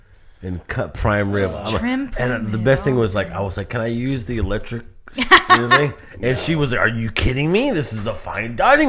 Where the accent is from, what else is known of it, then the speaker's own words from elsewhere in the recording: Manhattan, New York, United States; You know, I'm from Manhattan.